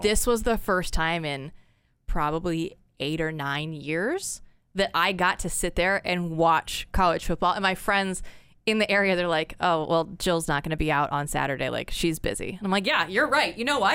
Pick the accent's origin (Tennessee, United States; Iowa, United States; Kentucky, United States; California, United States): Iowa, United States; West Des Moines; moved away as an adult; also born or lived in Portland, Oregon; born and raised, uh, West Des Moines